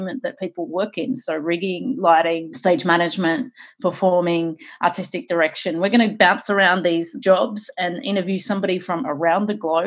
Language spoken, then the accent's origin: English; Australia; moved away; also born or lived in Sydney; I'm originally from Australia.